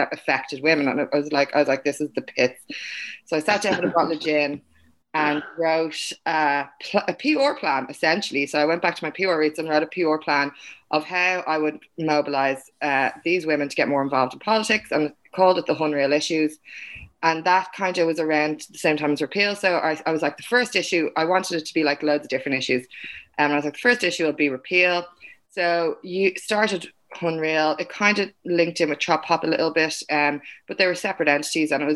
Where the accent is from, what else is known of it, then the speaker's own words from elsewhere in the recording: Dublin, Leinster, Ireland; Myself and Brendan grew up in the same area in Kingswood.